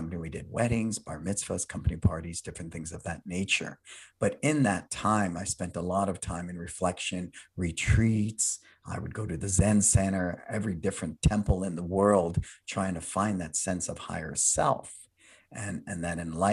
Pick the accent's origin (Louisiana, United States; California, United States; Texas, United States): California, United States; San Francisco; I was born and raised in San Francisco